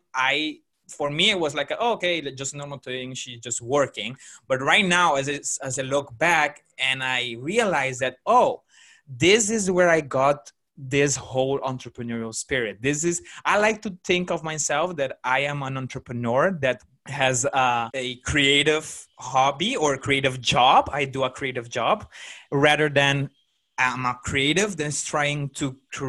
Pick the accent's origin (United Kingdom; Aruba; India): Aruba; I grew up in Aruba